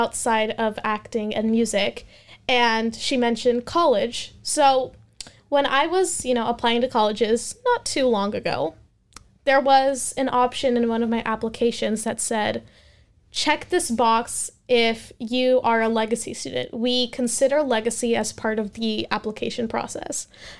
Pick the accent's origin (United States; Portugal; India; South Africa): India; So I am Indian. I watch Indian movies.